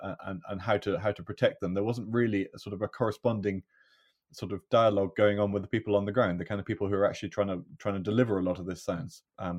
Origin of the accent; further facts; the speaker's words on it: Scotland, United Kingdom; I was born and brought up in Galloway, right far southwest corner of Scotland.